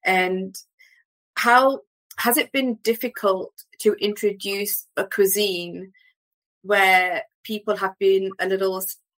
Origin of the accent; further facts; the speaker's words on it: Loughborough, East Midlands, United Kingdom; I'm actually from Loughborough and there's a massive Bangladeshi community in Loughborough